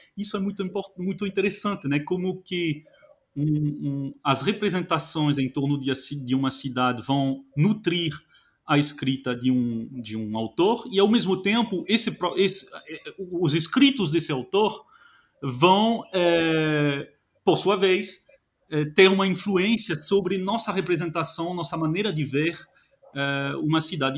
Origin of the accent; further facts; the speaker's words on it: France; moved away; eu, que sou francês